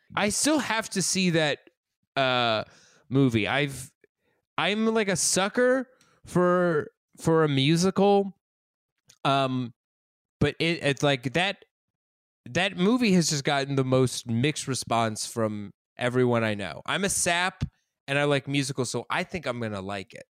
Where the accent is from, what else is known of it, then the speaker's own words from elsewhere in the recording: Colorado, United States; I'm from Colorado. We didn't have an Italian class